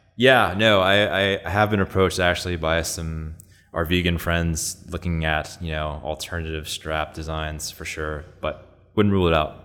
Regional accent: New York, United States; I was born and raised here in New York, in Astoria

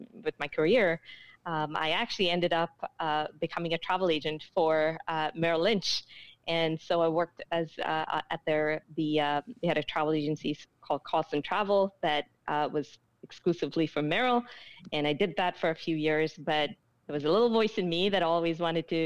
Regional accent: India; moved away as an adult; growing up in India

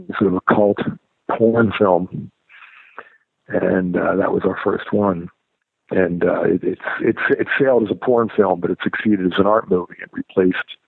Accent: Pittsburgh, Pennsylvania, United States; also born or lived in New York; now in Los Angeles, United States; I grew up in Pittsburgh and then lived in New York for a long time and then ended up in Los Angeles

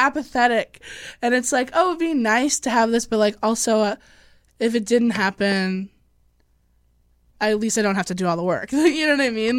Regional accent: Illinois, United States; I'm from Illinois.

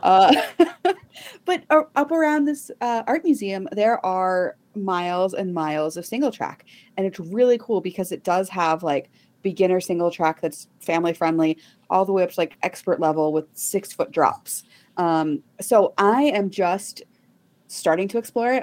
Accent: Texas, United States; I grew up in Texas

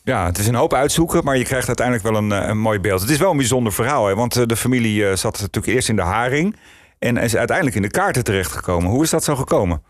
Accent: Netherlands

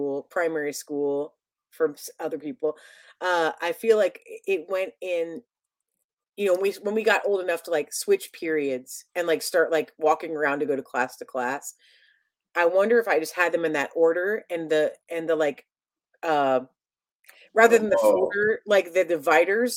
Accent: Columbus, Ohio, United States; moved away as an adult; also born or lived in Chicago; I'm from Ohio, in Columbus, Ohio.

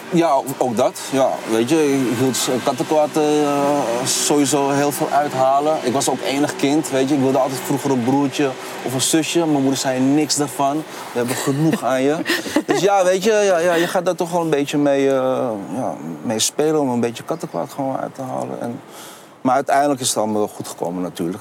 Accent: Amsterdam, North Holland, Netherlands; now in Rotterdam, Netherlands; Kleine Londen eh, was gewoon eh, lekker in de Zuidoosten lekker aan het spelen. En met heel veel vrienden. was echt een super mooie tijd in Zuidoost gehad

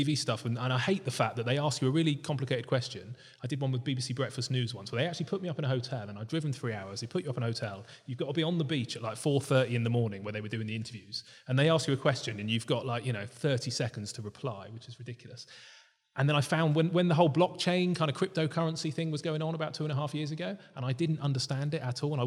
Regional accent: United Kingdom; I need to launch one as a Brit

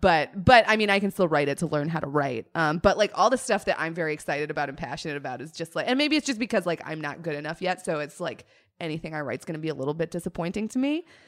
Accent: Colorado, United States; growing up in Colorado around Broncos culture

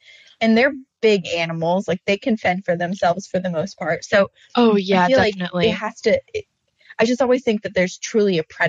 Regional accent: Vermont, United States; growing up in Vermont

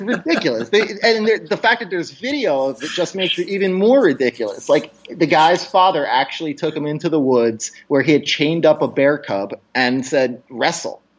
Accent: New York, United States; moved away; also born or lived in Arizona; I grew up in New York

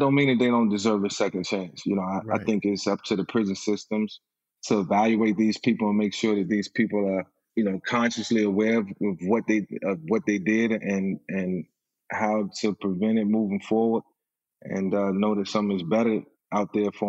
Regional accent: Virginia, United States; Virginia, my hometown

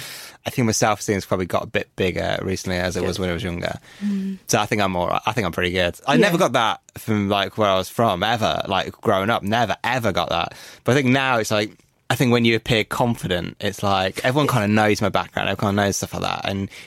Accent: Birmingham / Coventry, West Midlands, United Kingdom; I was born in Birmingham, in Handsworth, and then moved to Coventry.

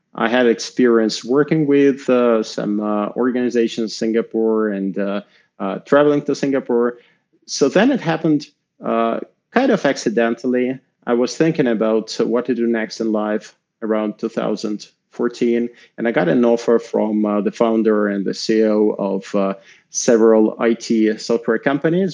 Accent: Moscow, Russia; I'm Russian. I grew up in Moscow

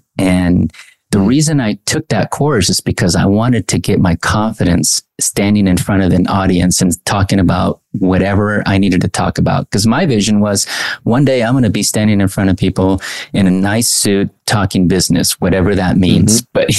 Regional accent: Anaheim, California, United States; also born or lived in Mexico; Well, I grew up in Anaheim. I was born in Mexico, came at the age at, I think, age two.

